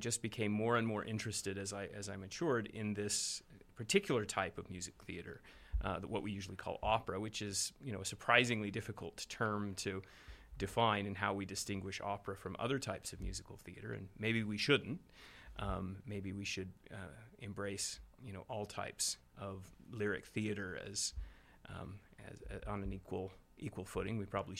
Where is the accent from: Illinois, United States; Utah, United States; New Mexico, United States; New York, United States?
Utah, United States; Panguitch; moved away; also born or lived in St. George, Utah / Chicago; I was born in St. George, but from age 4 to 14, I actually grew up in Panguitch, which is a very small southern Utah town. And then we moved back to St. George when I was just shy of my 14th birthday.